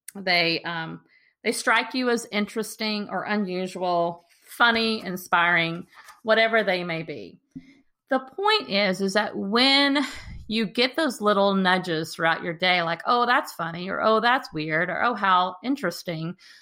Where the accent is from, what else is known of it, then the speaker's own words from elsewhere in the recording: Texas, United States; the park that I walk in regularly in my hometown